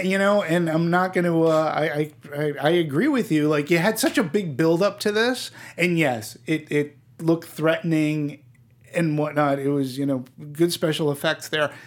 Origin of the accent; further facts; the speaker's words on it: East Coast, United States; I'm not from New York, but being from the East Coast